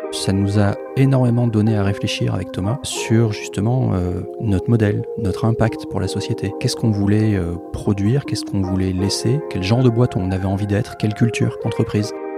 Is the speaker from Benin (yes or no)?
no; Bordeaux, Nouvelle-Aquitaine, France; moved away as an adult; also born or lived in Antilles / Île-de-France; now in Marseille, France; je suis originaire de Bordeaux, j'ai fait mon internat aux Antilles, ensuite j'ai vécu en région parisienne et maintenant je suis à Marseille